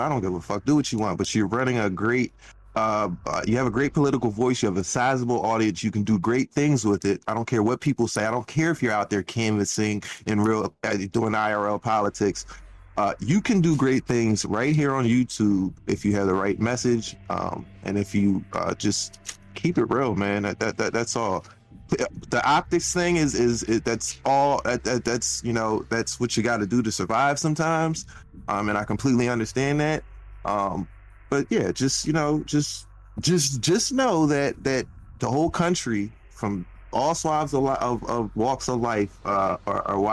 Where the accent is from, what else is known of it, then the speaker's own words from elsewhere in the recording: Philadelphia, Pennsylvania, United States; I'm from Philly